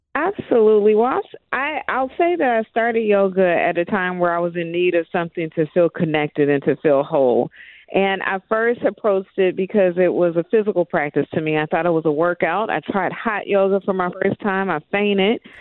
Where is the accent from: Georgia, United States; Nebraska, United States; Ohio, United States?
Ohio, United States; Dayton; moved away; I am originally from Dayton, Ohio